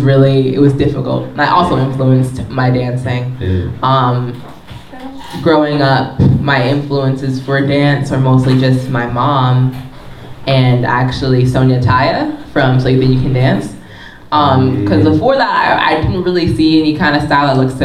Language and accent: English; New Jersey, United States; moved away as an adult; also born or lived in Philadelphia; I grew up 20 minutes outside of Harlem in North Jersey